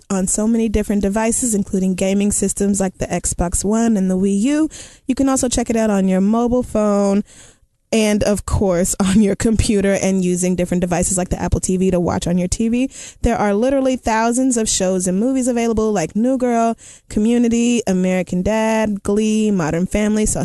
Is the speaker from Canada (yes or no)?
yes; Canada; Again, I'm from Canada where we love gay people.